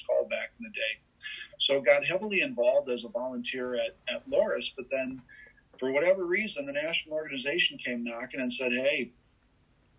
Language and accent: English; Dubuque, Iowa, United States; my hometown of Dubuque